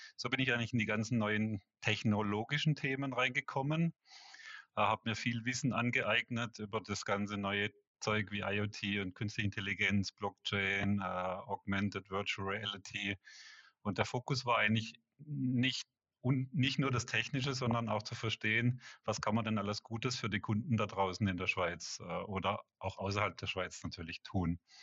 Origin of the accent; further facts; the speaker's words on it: Black Forest, Baden-Württemberg, Germany; moved away as an adult; also born or lived in Karlsruhe / Walldorf / Munich; now in Switzerland; komme aus dem Schwarzwald